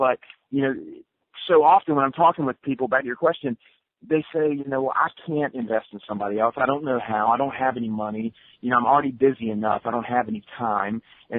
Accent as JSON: {"language": "English", "region": "the South", "country": "United States", "said": "You know, I'm from the South, and everybody's like, oh, that's just a Southern thing."}